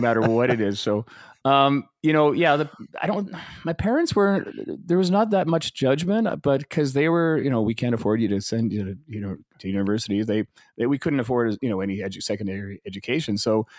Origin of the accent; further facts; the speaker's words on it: Calgary, Alberta, Canada; also born or lived in Vancouver; I was born in Vancouver, but I grew up in Calgary. I was there since I was three. So yeah, no, I'm a Calgarian.